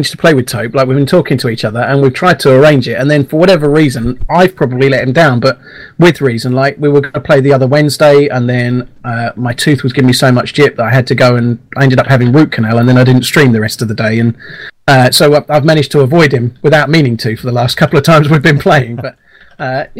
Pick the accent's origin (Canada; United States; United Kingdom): United Kingdom; Lancashire, North West England; moved away; I used to live in a town called Ripon near Burnley, so I was born in Lancashire